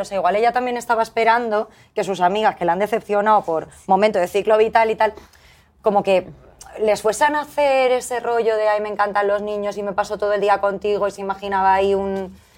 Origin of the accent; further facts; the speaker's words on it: Valencian Community, Spain; así salimos todos en ese colegio de Valencia